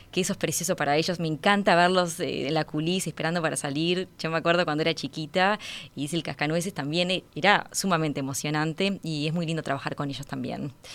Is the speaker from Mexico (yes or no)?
no; Uruguay; moved away; estoy de vuelta en mi país